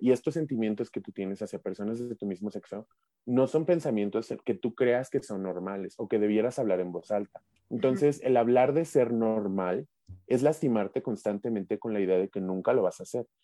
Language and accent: Spanish; Mexico City metropolitan area, Mexico; somos del área metropolitana, somos de la Ciudad de México y del Estado de México respectivamente